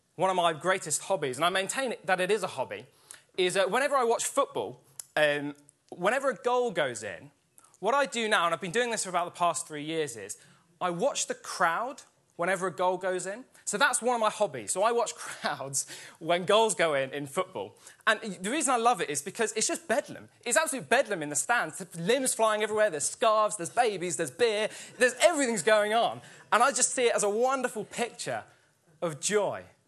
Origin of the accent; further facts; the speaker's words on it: Sussex, South East England, United Kingdom; my home church growing up in Sussex